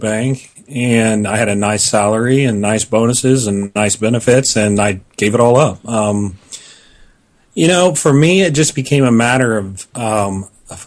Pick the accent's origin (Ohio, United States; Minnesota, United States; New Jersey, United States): Ohio, United States; Columbus; it's here in my hometown